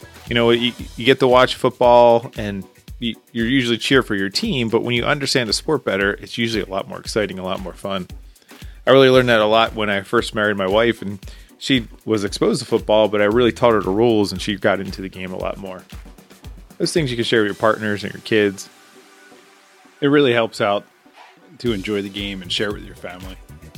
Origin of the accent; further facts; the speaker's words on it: Philadelphia, Pennsylvania, United States; I've been since I've been 10 years old, growing up around the Philadelphia area.